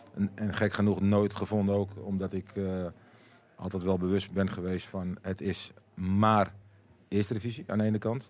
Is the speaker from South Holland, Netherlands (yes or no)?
no; Amsterdam, North Holland, Netherlands; moved away as an adult; also born or lived in Emmen / Basel; een echt Amsterdammer